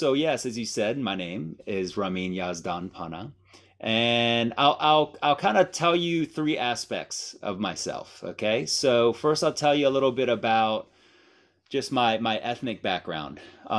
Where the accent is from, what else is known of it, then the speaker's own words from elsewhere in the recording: Miami, Florida, United States; also born or lived in Iran; And so I was born in Iran, and I moved from Iran when I was one to Miami. And my mother is Cuban.